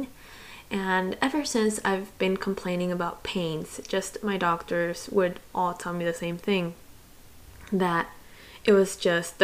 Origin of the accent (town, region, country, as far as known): Miami, Florida, United States; born or raised there; also born or lived in Santiago, Chile / Gainesville, Florida